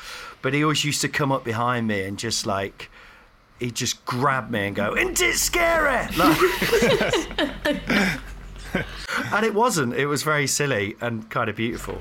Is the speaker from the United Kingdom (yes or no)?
yes; Nottingham, East Midlands, United Kingdom; I'm from Nottingham